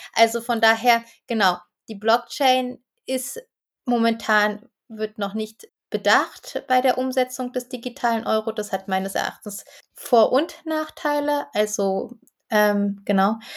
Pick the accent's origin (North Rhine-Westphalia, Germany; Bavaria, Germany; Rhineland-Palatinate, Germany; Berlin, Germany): Berlin, Germany; also born or lived in Bamberg; Ich bin in Berlin aufgewachsen und lebe seit 2013 wieder hier.